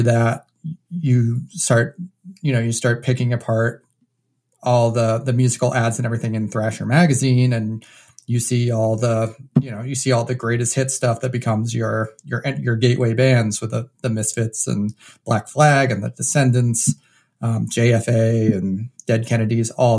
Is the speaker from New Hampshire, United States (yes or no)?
yes; New Hampshire, United States; moved away as an adult; also born or lived in Chicago / Martha's Vineyard / Boston; I was actually born and raised in New Hampshire.